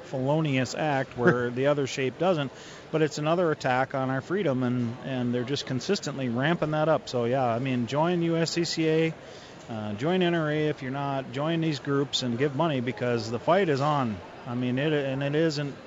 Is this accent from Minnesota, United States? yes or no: yes; Minneapolis, Minnesota, United States; I'm from Minneapolis